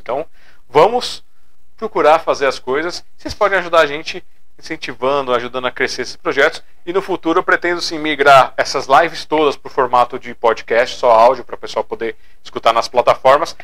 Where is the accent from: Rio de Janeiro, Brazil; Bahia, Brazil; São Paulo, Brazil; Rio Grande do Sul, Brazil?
São Paulo, Brazil; Sou aqui de São Paulo, capital.